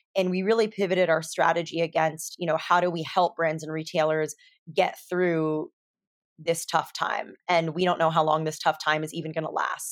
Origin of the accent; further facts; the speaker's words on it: California, United States; I grew up in California